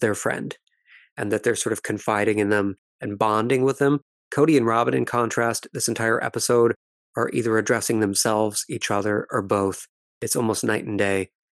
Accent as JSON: {"language": "English", "country": "Ireland", "said": "as we Irish say"}